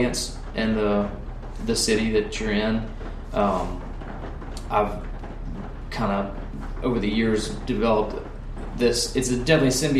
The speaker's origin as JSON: {"language": "English", "town": "Memphis", "region": "Tennessee", "country": "United States", "tie": "born or raised there", "moved": "yes", "lives_now": "Nashville, United States", "said": "let's do Memphis. I mean, that's my hometown"}